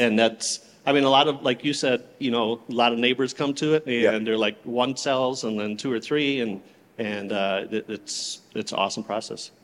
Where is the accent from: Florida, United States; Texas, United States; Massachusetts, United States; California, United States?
Florida, United States; Clearwater; I'm from Clearwater, Florida